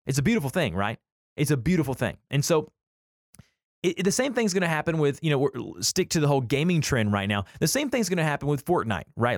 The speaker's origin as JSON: {"language": "English", "region": "the South", "country": "United States", "said": "we're from the South"}